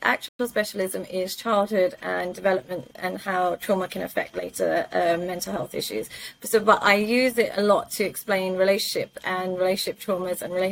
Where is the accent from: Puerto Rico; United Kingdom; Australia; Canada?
United Kingdom; London; moved away as an adult; also born or lived in Pakistan (ancestry); now in Dubai, United Arab Emirates; I was born and raised in London. So I grew up in London.